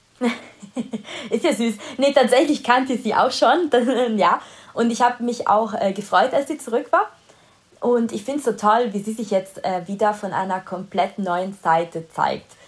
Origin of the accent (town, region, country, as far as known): Italy; first language Italian; German is a second language; moved away